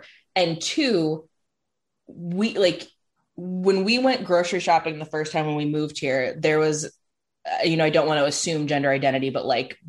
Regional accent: Chicago, Illinois, United States; now in Ohio, United States; growing up in Chicago, like the Chicagoland area, it was obviously a lot more progressive.

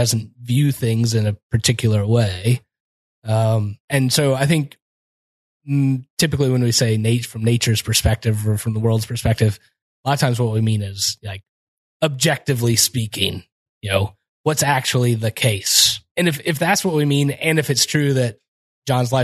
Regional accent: Kansas, United States; I'm from Kansas.

